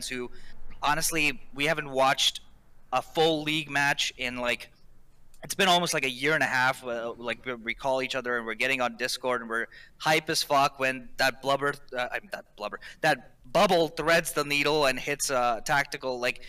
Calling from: King of Prussia, Pennsylvania, United States; King of Prussia. I don't know if you remember me calling like way back when.

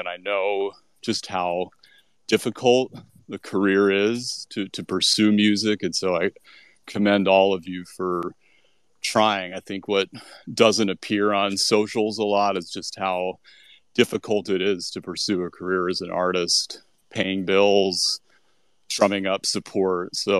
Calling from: New Orleans, Louisiana, United States; I'm coming from New Orleans, where Jazz Fest is all around, including all around me yesterday.

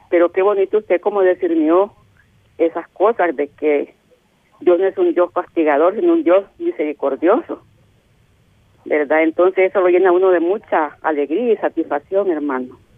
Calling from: Soyapango, San Salvador, El Salvador

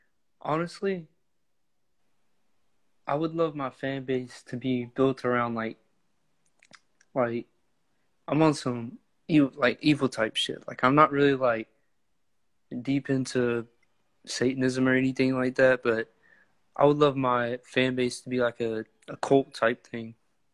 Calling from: Waycross, Georgia, United States; I'm coming live from Waycross, Georgia.

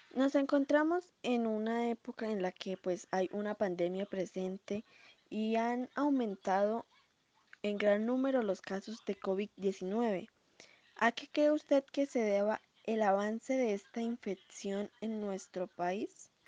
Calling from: Cali, Valle del Cauca, Colombia; estoy llamando desde la ciudad de Cali

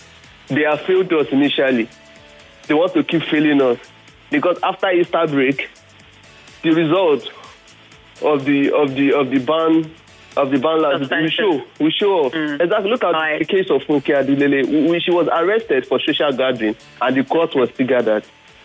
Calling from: Ota, Ogun State, Nigeria; calling from Ota.

